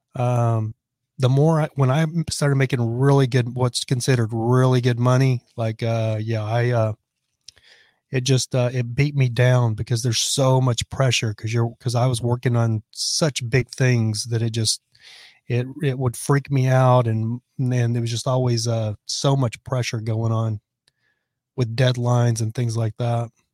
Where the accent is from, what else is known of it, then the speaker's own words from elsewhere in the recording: Lubbock, Texas, United States; I'm from Lubbock, Texas